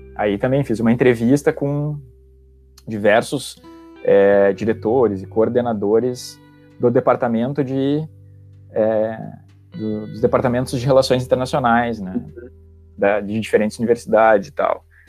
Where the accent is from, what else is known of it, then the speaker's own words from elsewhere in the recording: Santa Maria, Rio Grande do Sul, Brazil; moved away; also born or lived in Porto Alegre metropolitan area; eu sou de Santa Maria também, que não é tão longe